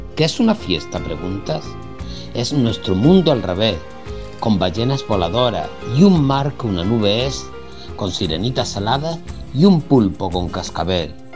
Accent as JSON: {"language": "Spanish", "town": "San Fernando", "region": "Andalusia", "country": "Spain", "said": "Soy de San Fernando y pertenezco al grupo literario"}